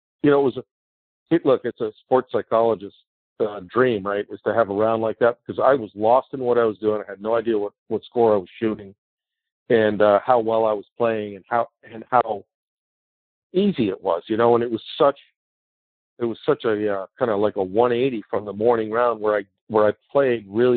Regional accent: Washington, District of Columbia, United States; it's Washington, D.C., it's my hometown.

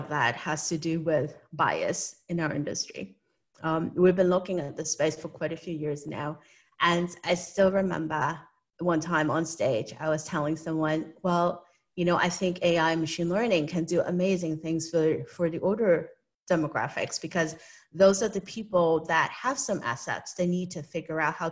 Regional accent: Hong Kong; moved away; I was born and raised in Hong Kong, and I do have an accent

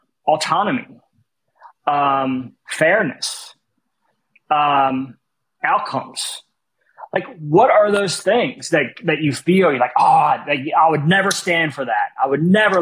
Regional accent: Philadelphia, Pennsylvania, United States; my entire life growing up in West Philly

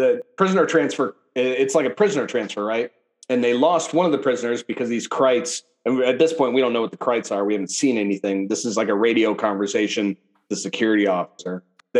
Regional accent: Kansas, United States

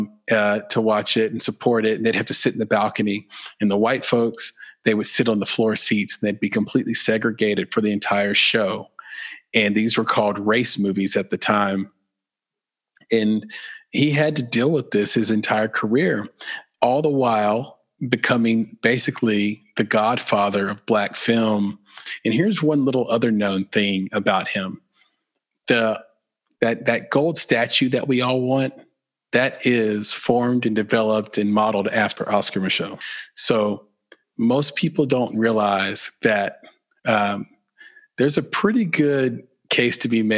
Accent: the South, United States; accent: Southern

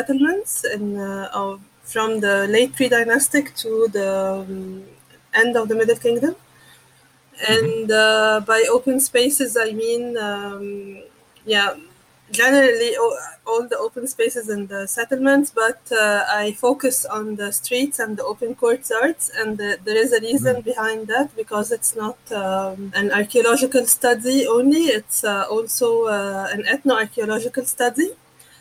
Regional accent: Cairo, Cairo Governorate, Egypt; I'm in Cairo, my hometown

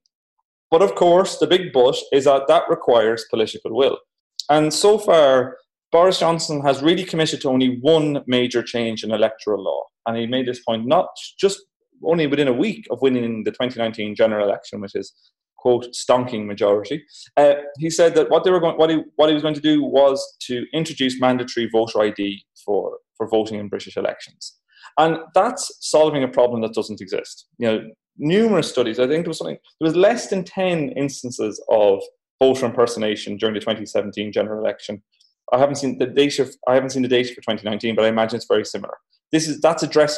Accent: Ireland; accent: Irish; I'm Irish, as you can tell from my voice

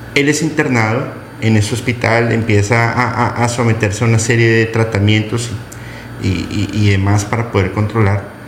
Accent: Colombia; now in Mexico; mi amada Colombia, Bolivia, por supuesto México, que eh, me, ha acogido entre, entre entre sus brazos y no soy mexicano

